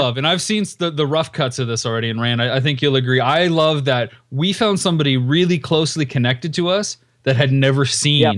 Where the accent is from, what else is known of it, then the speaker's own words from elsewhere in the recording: Canada; moved away; my hometown since leaving Canada